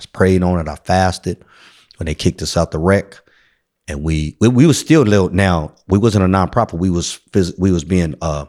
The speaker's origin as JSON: {"language": "English", "town": "San Francisco", "region": "California", "country": "United States", "tie": "born or raised there", "said": "So I grew up, I'm born and raised in San Francisco, I'm a native, 1285 Howard Street."}